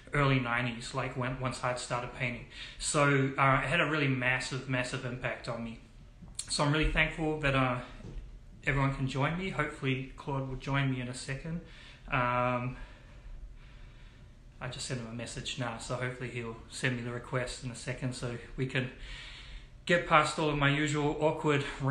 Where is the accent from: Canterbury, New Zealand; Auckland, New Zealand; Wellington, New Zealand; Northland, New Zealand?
Auckland, New Zealand; I grew up in Morningside, and when we moved to Morningside in 1987